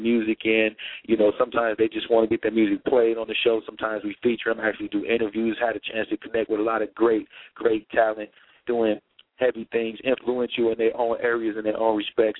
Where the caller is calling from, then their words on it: Millbrook, Alabama, United States; I'm calling from Millbrook, Alabama